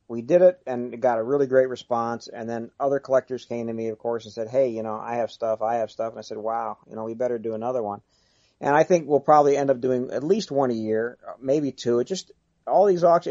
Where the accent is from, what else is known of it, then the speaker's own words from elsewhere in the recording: East Coast, United States; now in Los Angeles, United States; I'm from the East Coast, but my grandparents lived out here